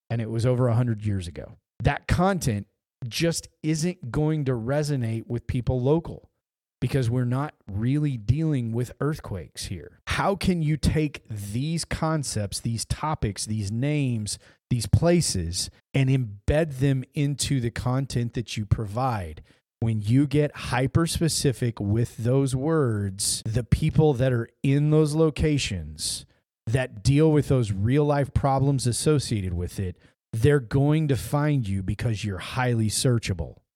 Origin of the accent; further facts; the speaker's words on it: the Ozarks, Missouri, United States; now in Texas, United States; Where I grew up in Missouri in the Ozarks, there is its own vernacular.